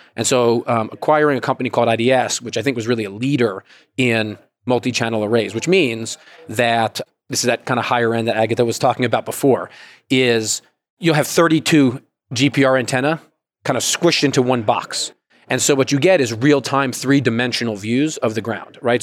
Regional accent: Georgia, United States; I'm from Georgia

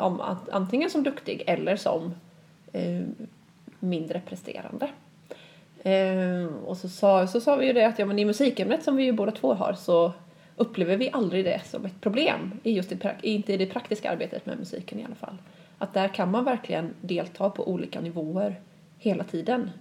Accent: Sweden; som svensk lärare

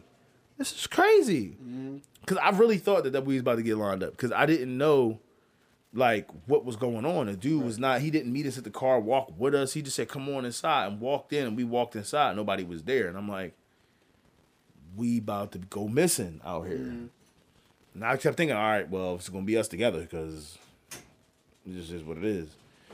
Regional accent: Philadelphia, Pennsylvania, United States; I'm from Philly. You know what I mean? North Philly, Erie Ave, Mount Airy Ave.

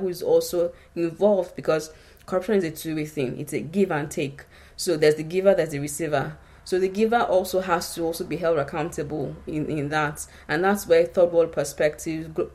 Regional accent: Nigeria; I come from Nigeria

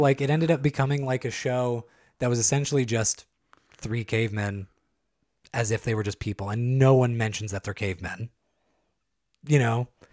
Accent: San Joaquin County, California, United States; I grew up in San Joaquin County.

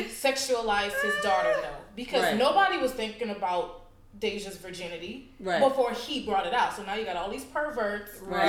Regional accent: South Carolina, United States; also born or lived in Dallas, Texas; now in Los Angeles, United States; So understand, I grew up in a really small town in South Carolina, right? 1,500 people.

